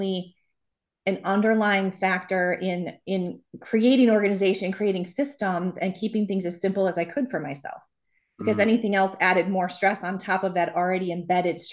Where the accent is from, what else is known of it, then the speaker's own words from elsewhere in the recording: Bloomfield Hills, Michigan, United States; I grew up outside of Detroit in a suburb called Bloomfield Hills